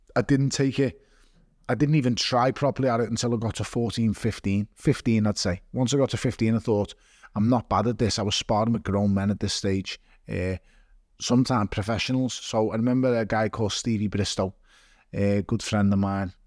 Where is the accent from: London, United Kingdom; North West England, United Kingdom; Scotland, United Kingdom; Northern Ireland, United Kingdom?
North West England, United Kingdom; Liverpool; I was born in Toxteth. uh, and I was raised in Waverty